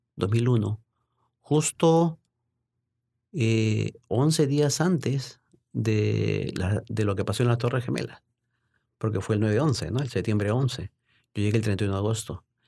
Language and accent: Spanish; Lima, Peru; moved away as an adult; also born or lived in Baltimore, United States; now in United States; me inicié como periodista deportivo en, en mi país, en Lima, Perú.